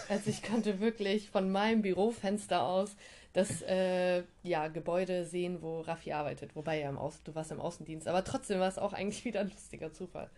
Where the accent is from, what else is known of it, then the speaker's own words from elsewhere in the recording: Bremerhaven, Bremen, Germany; moved away as an adult; also born or lived in Frankfurt; Ich komme eigentlich aus Bremerhaven